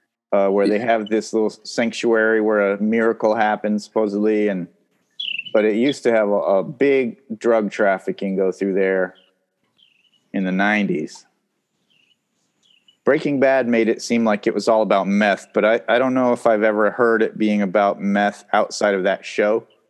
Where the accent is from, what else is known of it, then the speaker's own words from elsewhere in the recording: Santa Fe, New Mexico, United States; moved away as an adult; also born or lived in Newark, Ohio; now in Los Angeles, United States; I was not born there, but I grew up there.